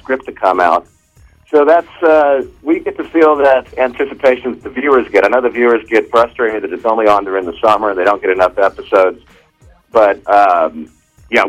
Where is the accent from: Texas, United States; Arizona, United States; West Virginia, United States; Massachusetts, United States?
Texas, United States; I'm from Texas, and I can drop into the accent when I need to.